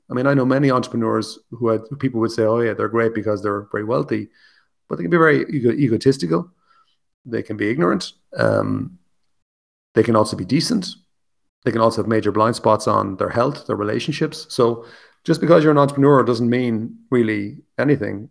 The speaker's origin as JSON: {"language": "English", "country": "Ireland", "also_born_or_lived": "Wicklow, Ireland", "said": "I'm obviously Irish, I live in Ireland"}